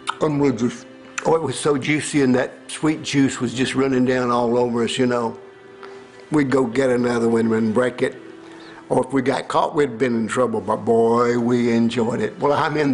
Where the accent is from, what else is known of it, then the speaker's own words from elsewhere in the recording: Tennessee, United States; I grew up in Tennessee